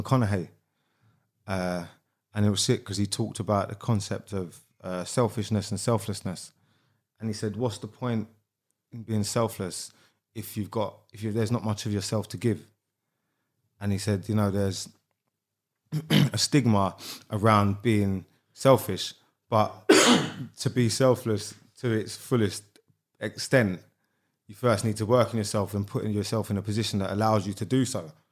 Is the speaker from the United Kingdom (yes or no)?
yes; London, United Kingdom; also born or lived in Beckenham / Bromley / Keston; I grew up in Sydenham and I've lived around there my whole life, bit sort of Sydenham, Beckenham, Bromley